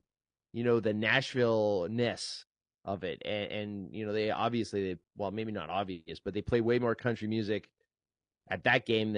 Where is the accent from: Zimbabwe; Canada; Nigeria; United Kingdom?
Canada; It wasn't the playoffs, so they let me in because I'm Canadian.